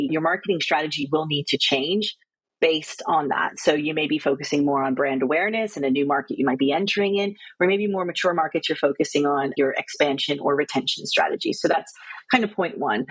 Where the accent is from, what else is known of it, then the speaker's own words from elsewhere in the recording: United States; moved away as an adult; also born or lived in Australia; now in United Kingdom; I'm American, but I spent 5 years in Australia and coming up to almost 7.5, 8 years now in the UK